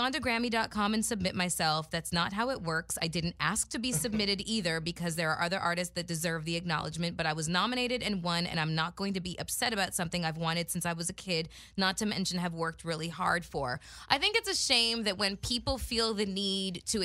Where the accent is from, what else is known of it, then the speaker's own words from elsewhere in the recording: Toronto, Ontario, Canada; We're both from Toronto.